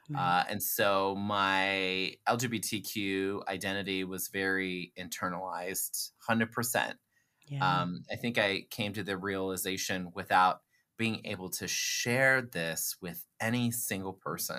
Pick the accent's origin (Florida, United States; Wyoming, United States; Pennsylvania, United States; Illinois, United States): Florida, United States; Fort Lauderdale; I am a Floridian born and raised. I was born in Fort Lauderdale, first generation American and the first in my family born in the United States. My dad is Peruvian and my mom is French Canadian.